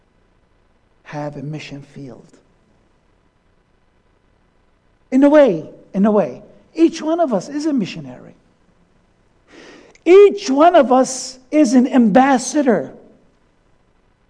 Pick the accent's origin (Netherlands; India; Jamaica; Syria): Syria; moved away; also born or lived in Allentown, Pennsylvania, United States; my home country, Syria.